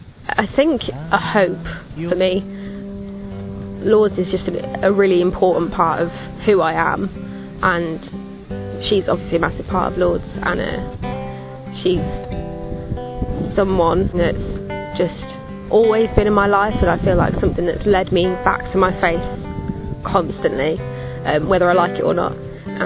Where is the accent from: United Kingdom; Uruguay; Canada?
United Kingdom; England; I'm from England and I'm 21.